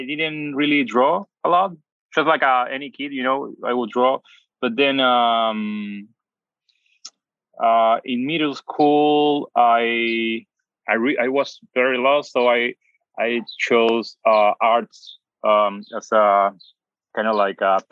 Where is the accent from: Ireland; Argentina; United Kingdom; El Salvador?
Argentina; Buenos Aires Province; English is a second language; moved away as an adult; also born or lived in Mar del Plata / Bolivar / Canada / Barcelona; now in Los Angeles, United States; I grew up in Argentina, but my dad traveled a lot, so we used to travel a bit much.